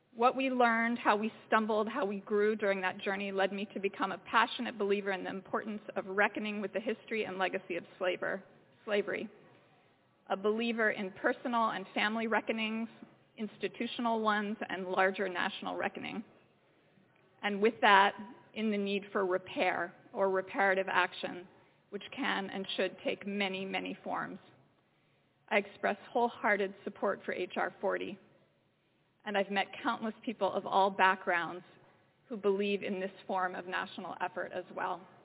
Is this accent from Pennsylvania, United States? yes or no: yes; Philadelphia, Pennsylvania, United States; I grew up in Philadelphia, six blocks from Independence Hall and the Liberty Bell.